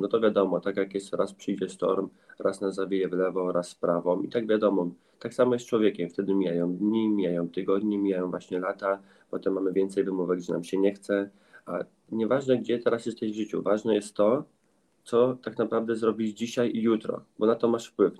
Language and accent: Polish; countryside near Grójec, between Warsaw and Radom, Masovian Voivodeship, Poland; ja mieszkam ogólnie między też e, Warszawą a Radomiem, okolice Grójca. Całe życie wychowałem się też na wsi